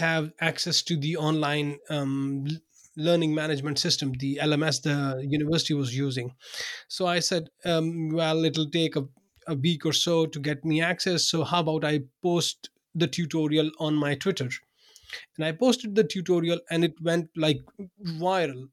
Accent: Pakistan; English is a second language; moved away as an adult; also born or lived in Binghamton, New York, United States; now in Odense, Denmark; I was born in Pakistan. I worked there for um, you know for the first 30 32 years of my life

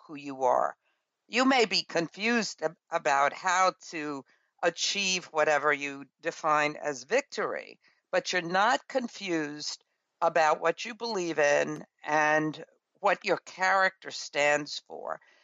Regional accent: New York City, New York, United States; I grew up in Brooklyn, New York, in a rural area.

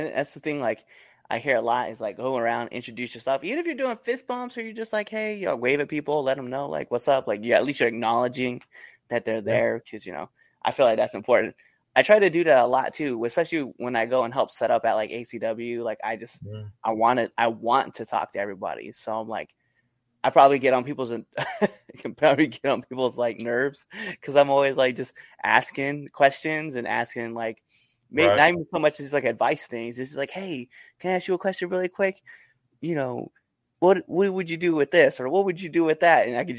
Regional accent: Scottsbluff, Nebraska, United States; moved away; Cheyenne, Wyoming is only 2 hours from my hometown.

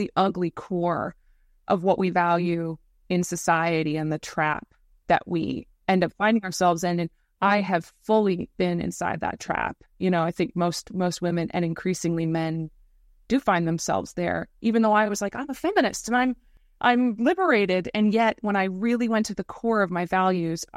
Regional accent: United States; moved away; My parents are British, but I grew up in America

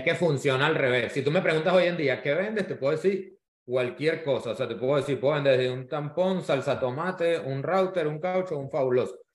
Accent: Venezuela; now in Miami, United States; soy venezolano, vivo, vivo en Miami, inmigrante.

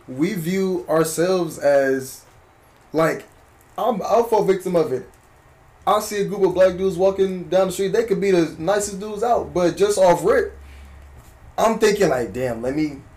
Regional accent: Berkeley, California, United States; I'm from Berkeley. I'm from South Berkeley

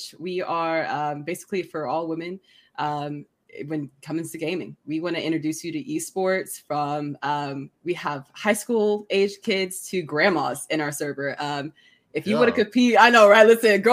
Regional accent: Oklahoma, United States; I was indeed hired as the Apex director at OKC Chargers in my hometown state

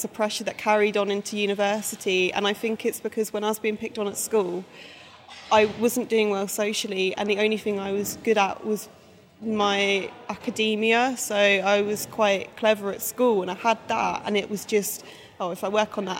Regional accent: Essex, East of England, United Kingdom; moved away as an adult; also born or lived in Leeds; I'm from Essex

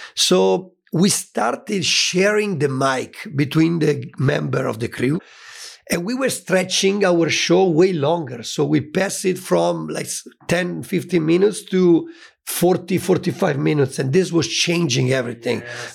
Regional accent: Italy; born or raised there

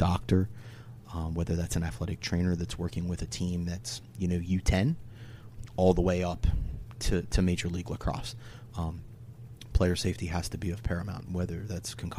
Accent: Delaware, United States; I'm from Delaware.

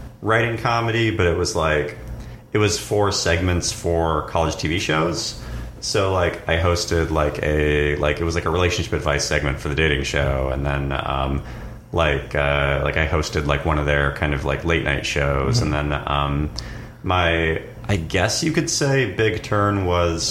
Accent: Marysville, Washington, United States; now in Los Angeles, United States; I'm from Washington State. I grew up in a small town called Marysville that's like about 45 minutes north of Seattle on the I-5 corridor.

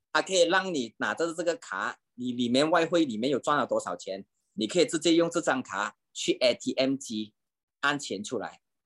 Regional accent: Malaysia; 我们马来西亚，马来西亚人

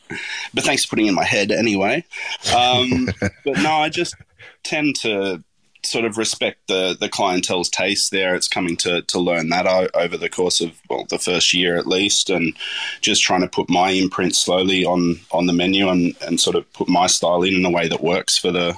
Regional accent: Lord Howe Island, New South Wales, Australia; I mean, I grew up on Lord Howe Island, so it was a pretty idyllic childhood in a lot of ways

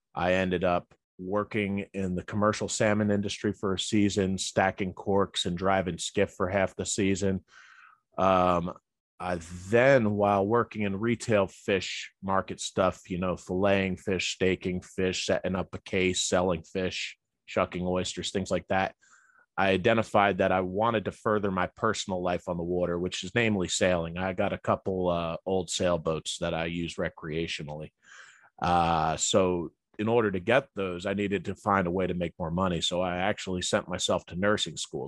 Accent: Elizabeth, New Jersey, United States; also born or lived in New Hampshire; I was born in Elizabeth, New Jersey, back in the seventies

